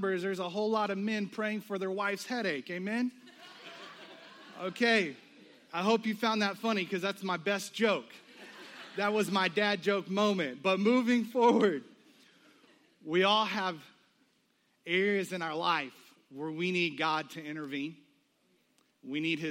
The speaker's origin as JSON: {"language": "English", "country": "United States", "also_born_or_lived": "the South (US)", "said": "We as American people"}